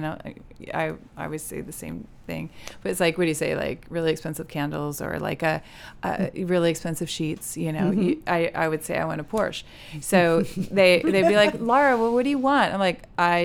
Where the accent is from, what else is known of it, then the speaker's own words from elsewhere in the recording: California, United States; we're from California